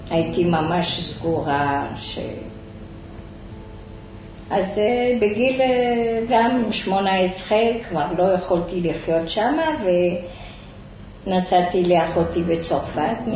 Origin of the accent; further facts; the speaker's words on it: Rabat, Rabat-Salé-Kénitra, Morocco; moved away as an adult; also born or lived in France; now in Ashdod, Israel; אני נולדתי במרוקו, ברבת.